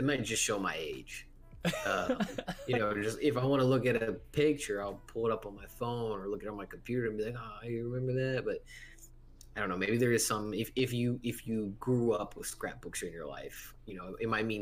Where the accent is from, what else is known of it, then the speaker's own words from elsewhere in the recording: United States; we're American